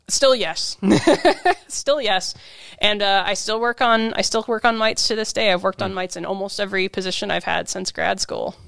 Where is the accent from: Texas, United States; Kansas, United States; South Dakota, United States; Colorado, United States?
Kansas, United States; now in Washington, United States; I'm from Kansas the Midwest.